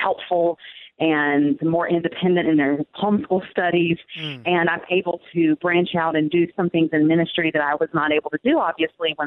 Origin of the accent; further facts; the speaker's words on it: the Bible Belt, United States; I grew up in the Bible Belt